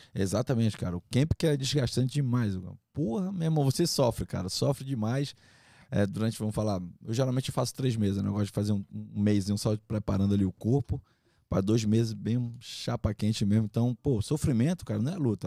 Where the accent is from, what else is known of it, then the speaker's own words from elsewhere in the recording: Manaus, Amazonas, Brazil; moved away; also born or lived in Rio de Janeiro; Eu sou de Manaus, Amazonas. É, nascido e criado lá